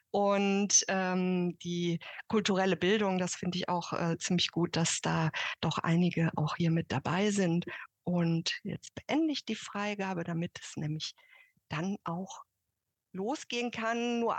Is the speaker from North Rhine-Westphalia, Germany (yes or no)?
yes; Cologne, North Rhine-Westphalia, Germany; also ich komme ja aus Köln